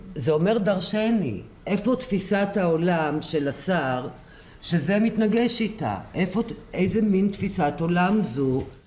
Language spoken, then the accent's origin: Hebrew; a kibbutz near Beersheba, Southern District, Israel; גדלתי בדרום, בקיבוץ קרוב לבאר שבע